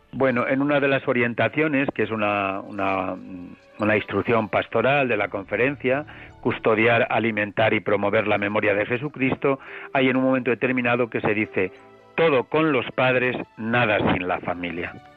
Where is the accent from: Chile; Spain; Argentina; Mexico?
Spain; Villaseco del Pan, Castile and León; also born or lived in Toro; las buenas gentes de mi pueblo me recuerdan con cuatro o cinco años jugando a decir misa